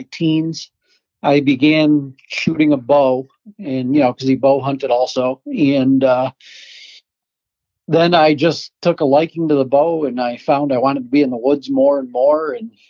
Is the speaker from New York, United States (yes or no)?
yes; Adirondack Park, New York, United States; I grew up in big woods because I'm from a mountainous area. I'm from the Adirondack Park